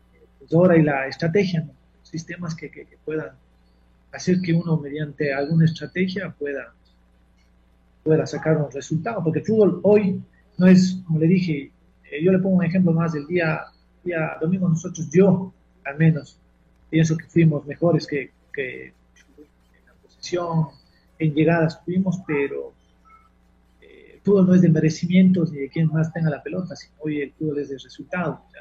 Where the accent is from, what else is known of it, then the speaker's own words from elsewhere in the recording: Cuenca, Azuay, Ecuador; nosotros somos de Cuenca